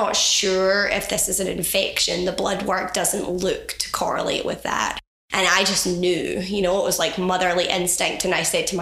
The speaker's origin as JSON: {"language": "English", "region": "west coast of Scotland", "country": "United Kingdom", "tie": "born or raised there", "moved": "yes", "said": "Born and raised on the west coast of Scotland"}